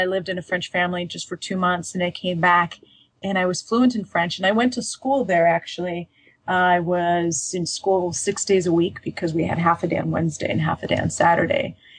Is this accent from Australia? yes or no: no; Saint Petersburg, Russia; born there; So I often, if I say I was born in Leningrad, people correct me, say, well, you know, isn't it St. Petersburg?